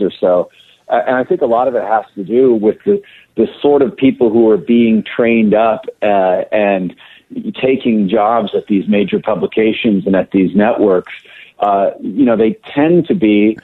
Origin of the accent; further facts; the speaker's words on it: United States; as an American